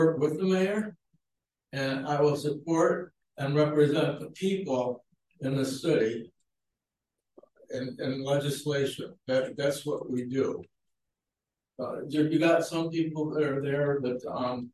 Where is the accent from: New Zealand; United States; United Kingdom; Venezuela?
United States; Niagara Falls, New York; moved away as an adult; I was born and raised in Niagara Falls, New York.